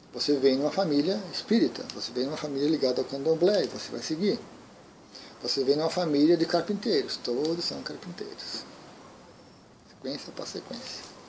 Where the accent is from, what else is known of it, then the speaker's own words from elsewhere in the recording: Brazil; Aqui no Brasil.